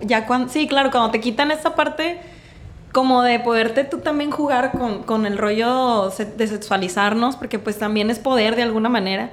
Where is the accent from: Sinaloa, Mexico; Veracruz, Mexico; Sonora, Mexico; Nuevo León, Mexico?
Sinaloa, Mexico; Mazatlán; also born or lived in Mexico City / Guadalajara; nací en Mazatlán, toda mi vida Mazatlán. Pero me fui un ratito a Ciudad de México, Guadalajara